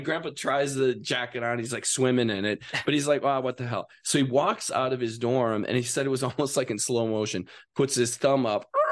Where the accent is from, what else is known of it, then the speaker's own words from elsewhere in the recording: Wisconsin, United States; moved away; also born or lived in Las Vegas; I'm from Wisconsin.